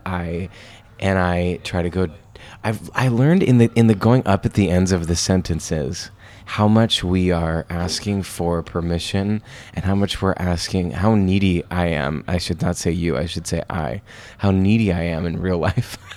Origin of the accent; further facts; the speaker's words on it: Lancaster, Pennsylvania, United States; moved away as an adult; now in New York, United States; those two theaters in my hometown